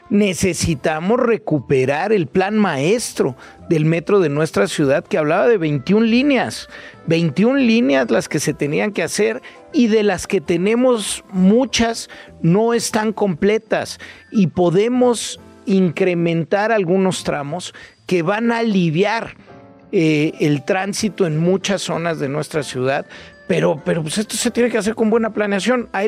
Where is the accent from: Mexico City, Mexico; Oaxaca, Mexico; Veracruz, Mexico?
Mexico City, Mexico; Soy bien chilango.